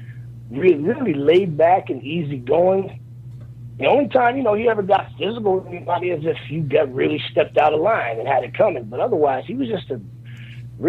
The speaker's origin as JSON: {"language": "English", "town": "Miami", "region": "Florida", "country": "United States", "tie": "born or raised there", "said": "I grew up in Miami, so I was always watching Gordon Solie and Florida Championship Wrestling."}